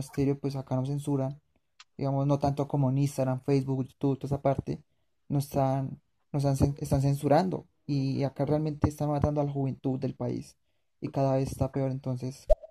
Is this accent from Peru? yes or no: no; Colombia; yo que soy de Colombia